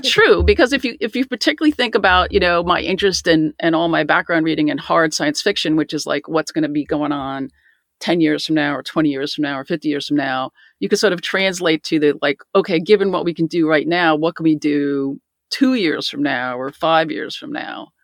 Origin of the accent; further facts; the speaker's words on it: Garden City, New York, United States; I grew up in Garden City, Nassau County